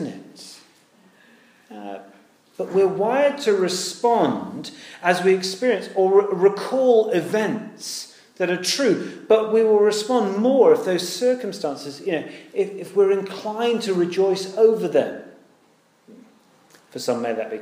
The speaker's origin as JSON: {"language": "English", "country": "United Kingdom", "said": "we're British"}